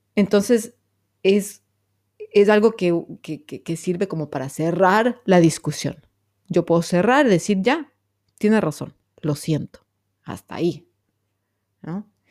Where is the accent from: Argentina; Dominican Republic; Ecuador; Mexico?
Ecuador; soy bien ecuatoriana